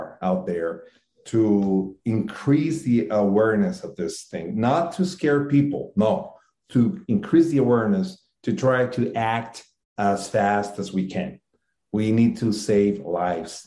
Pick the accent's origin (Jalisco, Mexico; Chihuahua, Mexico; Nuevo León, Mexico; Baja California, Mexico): Chihuahua, Mexico; Ciudad Juárez; my hometown in Mexico, it's a border town with El Paso, Texas